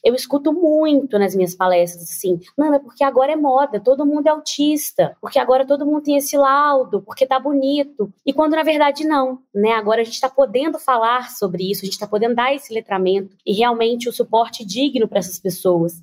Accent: Nova Lima, Minas Gerais, Brazil; Eu sou mineira, venho de Nova Lima

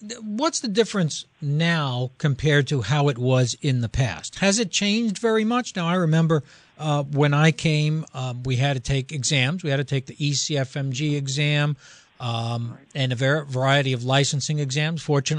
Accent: United States; also born or lived in Rome, Italy; I'm an American citizen, born and raised here

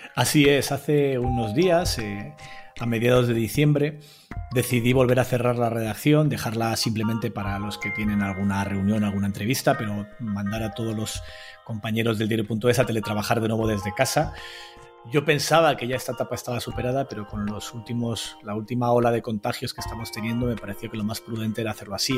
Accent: Burgos, Castile and León, Spain; las de mi tierra, yo soy de Burgos

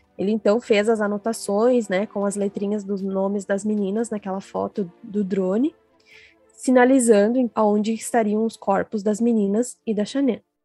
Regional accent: Ivorá, Rio Grande do Sul, Brazil; now in Frederico Westphalen, Brazil; Eu sou gaúcha, eu sou natural de uma cidade bem pequena chamada Ivorá, mas atualmente eu moro em Frederico Westphalen

